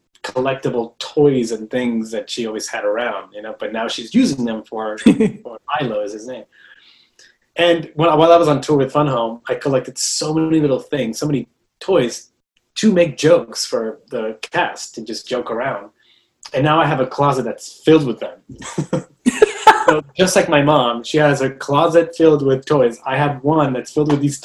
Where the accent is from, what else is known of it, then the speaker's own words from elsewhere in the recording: Mexico; moved away; I was born and raised in Mexico